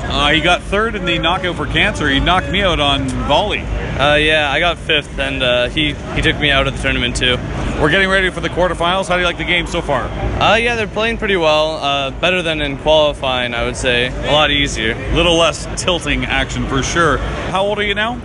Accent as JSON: {"language": "English", "region": "Ontario", "country": "Canada", "said": "I'm from Ontario"}